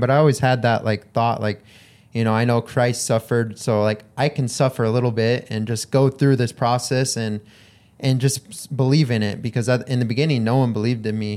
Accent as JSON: {"language": "English", "region": "Hawaii", "country": "United States", "tie": "born or raised there", "said": "I grew up in Hawaii"}